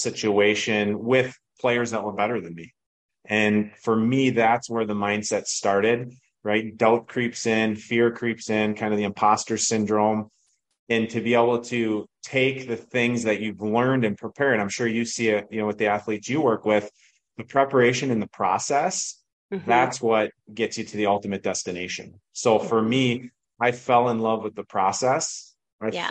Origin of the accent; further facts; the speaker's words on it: Minnesota, United States; growing up in Minnesota